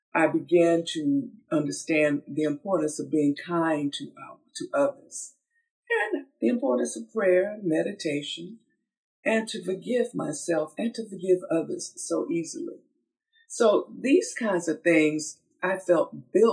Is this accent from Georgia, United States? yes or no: yes; Georgia, United States; I was born from the Georgia red clay, born into an agrarian family